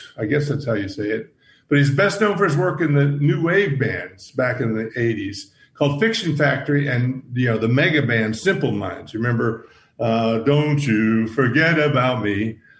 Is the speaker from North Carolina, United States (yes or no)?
yes; Maggie Valley, North Carolina, United States; Maggie Valley, North Carolina, which is my hometown.